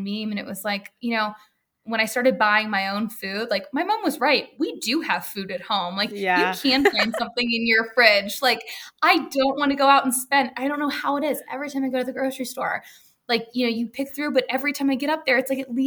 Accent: the South, United States; moved away; also born or lived in New York; we're all from the South here

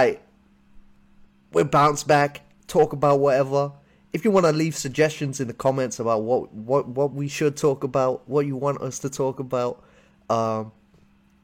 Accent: United Kingdom; I'm from the UK. You can tell we got a bit of a different accent

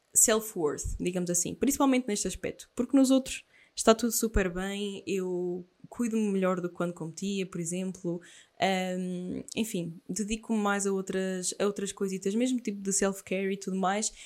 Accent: Aveiro, Centro, Portugal; sou de Aveiro

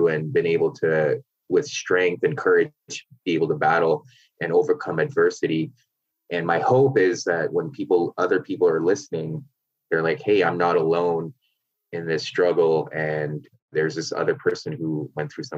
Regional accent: Canada; I grew up in Canada, but my parents are from Pakistan

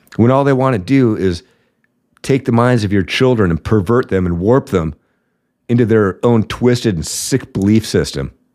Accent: Washington, United States; Over here in my home state of Washington

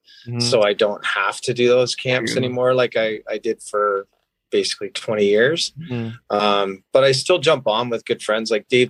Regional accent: Port Hope, Ontario, Canada; moved away as an adult; also born or lived in Connecticut; I grew up, born and raised in Port Hope, played minor hockey there. And then moved back there in 2009.

